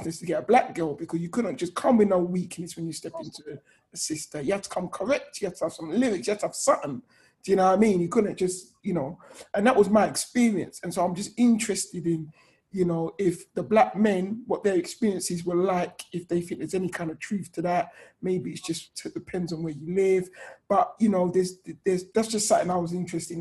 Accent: Hertfordshire, East of England, United Kingdom; I grew up outside of London, um, Hertfordshire, a very white area

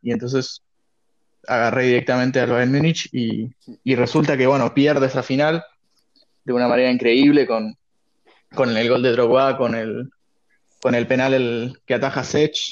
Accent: Argentina; also born or lived in Hamburg, Germany; Yo nací en Hamburgo, en Alemania, y a los seis años me vine a vivir acá a Argentina

